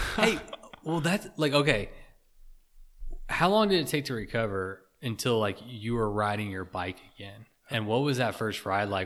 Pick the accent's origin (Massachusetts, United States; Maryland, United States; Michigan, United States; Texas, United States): Texas, United States; I grew up in Texas